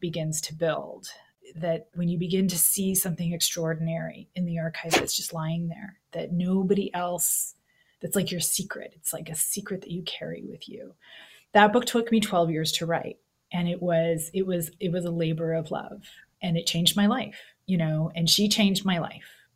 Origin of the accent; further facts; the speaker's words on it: Canada; moved away as an adult; also born or lived in Missouri, United States; now in Texas, United States; as a Canadian living in gun country